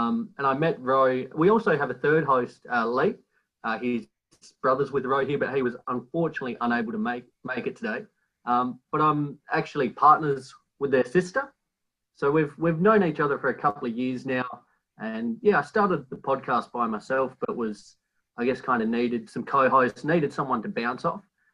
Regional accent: Australia; being Australian

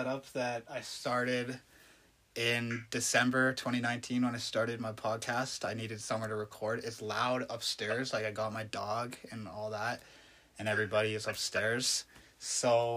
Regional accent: Calgary, Alberta, Canada; also born or lived in Red Deer, Alberta; I grew up here in Calgary.

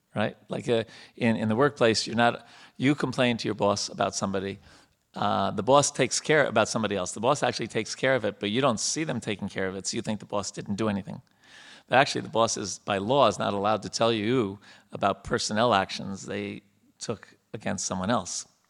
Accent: India; moved away as an adult; now in United States; we have our background growing up in India

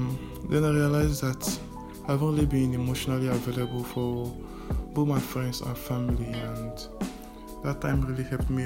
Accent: Nigeria; from Nigeria.

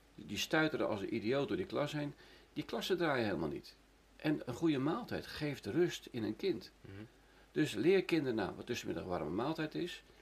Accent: Netherlands; ik kom uit Nederland, en ik heb er heel veel gewerkt

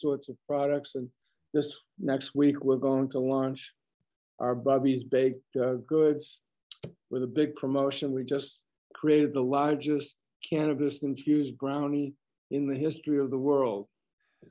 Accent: Massachusetts, United States; I'm from Massachusetts

